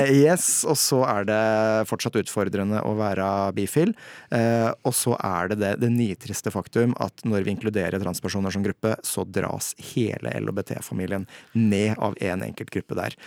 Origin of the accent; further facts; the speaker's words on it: Toten, Innlandet, Norway; now in Hadeland, Norway; er fra Toten, bor på Hadeland